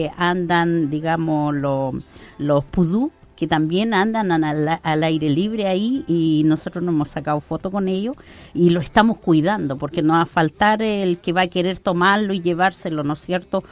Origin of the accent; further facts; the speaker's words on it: Arauco, Biobío, Chile; Yo, como persona acá de nuestro sector, de la comuna Arauco, soy de Guillay pertenezco a una comunidad